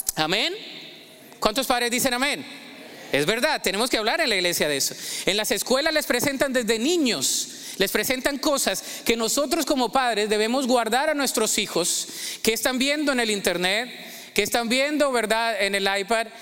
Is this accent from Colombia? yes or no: yes; Ibagué, Tolima, Colombia; moved away; Ibagué, de ahí soy.